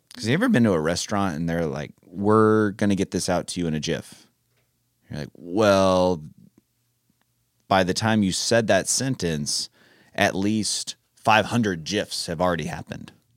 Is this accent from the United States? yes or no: yes; California, United States; I am from California